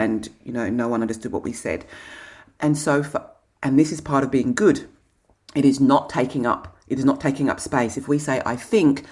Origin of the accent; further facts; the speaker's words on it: England, United Kingdom; moved away; I'm English